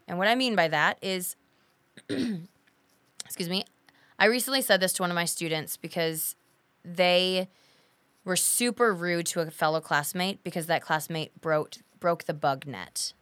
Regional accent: United States; We're American.

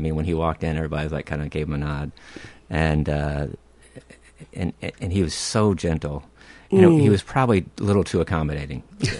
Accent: Houston, Texas, United States; now in Minnesota, United States; I was raised in Houston, Texas.

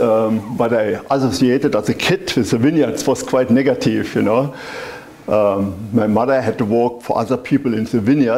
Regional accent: Zeltingen-Rachtig, Rhineland-Palatinate, Germany; English is a second language; moved away as an adult; now in Oregon, United States; I was born in the Mosel Valley

